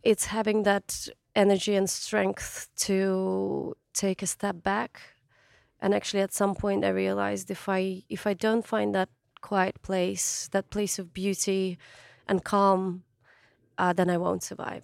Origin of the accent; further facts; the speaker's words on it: Kakhovka, Kherson Oblast, Ukraine; moved away; my hometown, Old Kahovka